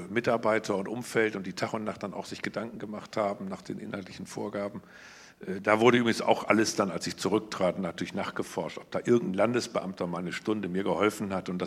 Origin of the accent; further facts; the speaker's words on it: Osnabrück, Lower Saxony, Germany; hier in meiner Heimatstadt Osnabrück